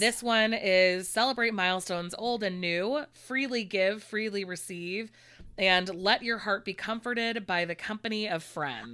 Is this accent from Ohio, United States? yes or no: no; California, United States; I'm a Californian